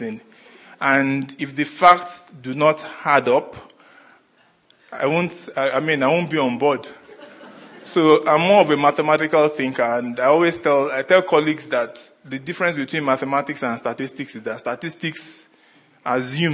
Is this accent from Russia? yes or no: no; Nigeria; moved away as an adult; now in Australia; I come from Nigeria, and I migrated to Australia in 2017 with my family.